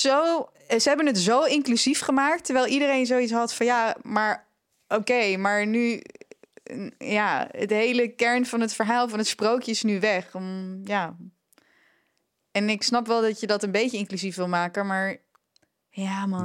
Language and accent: Dutch; Netherlands; We zijn als Nederlanders